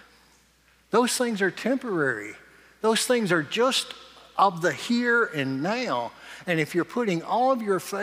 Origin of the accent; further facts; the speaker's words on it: Morgan, United States; I just grew up down in Morgan, but when I grew up in Morgan, everybody had a house and 40 acres